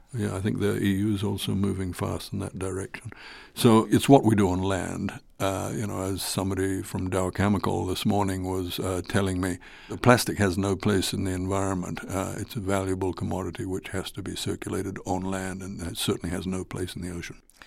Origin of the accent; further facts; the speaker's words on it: Fiji; I come from Fiji